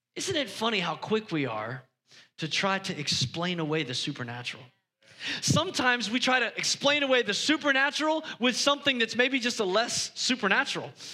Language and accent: English; United States; us as, as American Christians